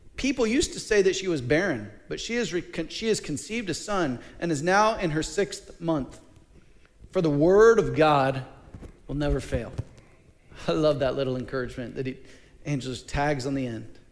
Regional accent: Mid Missouri, United States; I'm from Mid Missouri, so uh, I'm not a mountain boy

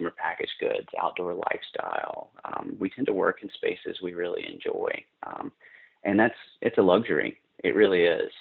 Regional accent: North Carolina, United States; moved away as an adult; also born or lived in New York City; now in Austin, United States; I grew up in North Carolina. In a small mill town in kind of central North Carolina, near sort of in the foothills near the South Carolina border

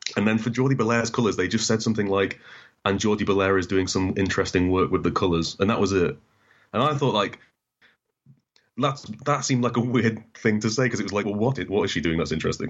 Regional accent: Newcastle upon Tyne, North East England, United Kingdom; also born or lived in Doncaster; we moved to Newcastle and we, we, I grew up in Newcastle for, you know, eight years. And then we moved back to Doncaster

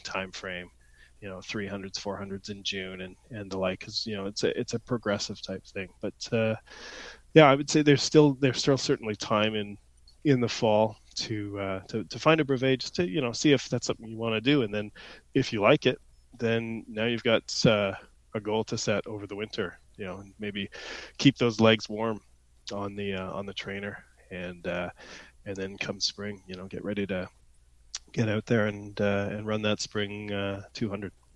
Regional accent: Ontario, Canada; also born or lived in London, Ontario; I grew up in Ontario, but uh, I, was in French immersion in school

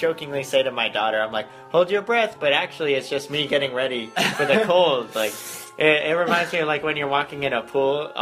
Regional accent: Las Vegas, Nevada, United States; we're from Vegas

